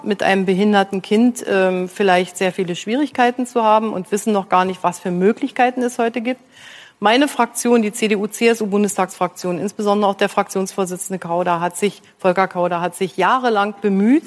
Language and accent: German; East Germany, Germany; ich bin in der DDR aufgewachsen